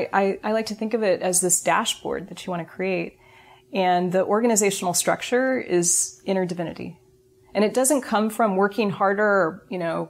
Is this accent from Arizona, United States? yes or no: no; Berkeley, California, United States; I'm from Berkeley